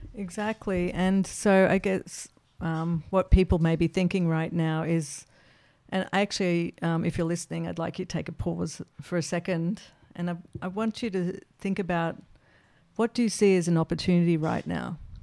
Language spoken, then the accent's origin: English; Australia; as an Australian